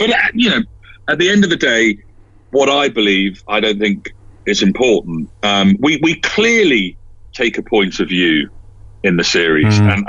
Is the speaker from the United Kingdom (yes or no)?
yes; London, United Kingdom; also born or lived in Scotland; I mean, I'm from London via Scotland, and I wasn't aware of the story until obviously the podcast